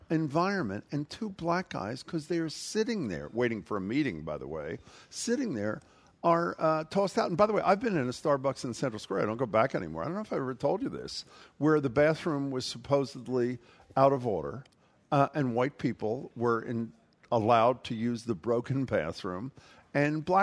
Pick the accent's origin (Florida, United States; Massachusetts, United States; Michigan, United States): Massachusetts, United States; Cambridge; Remember growing out of a little conflict in my hometown of Cambridge, our nation's attempt to have that conversation about race.